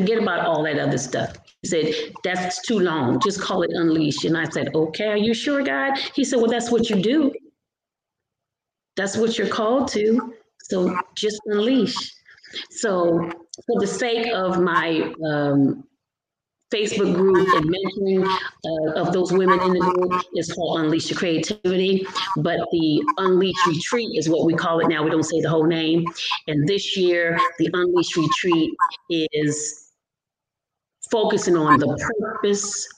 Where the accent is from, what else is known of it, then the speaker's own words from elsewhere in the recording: Providence, Rhode Island, United States; now in Upper Marlboro, United States; I am originally from Providence, Rhode Island. I live in Upper Marlboro, Maryland presently. I've been here since 1980.